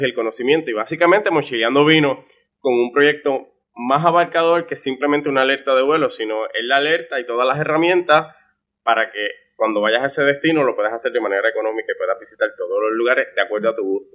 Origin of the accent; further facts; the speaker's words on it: Florida, Puerto Rico; yo soy natural del municipio de Florida, un municipio muy conocido en Puerto Rico